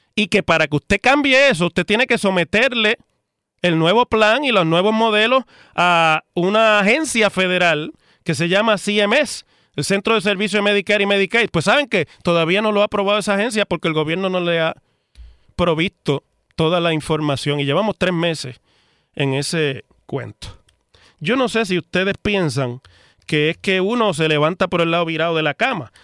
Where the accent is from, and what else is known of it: Puerto Rico